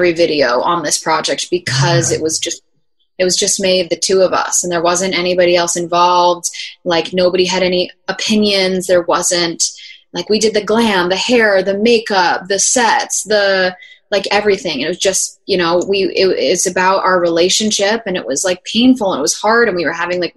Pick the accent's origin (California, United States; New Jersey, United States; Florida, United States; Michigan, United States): New Jersey, United States; we ended up filming the music video in my hometown in Jersey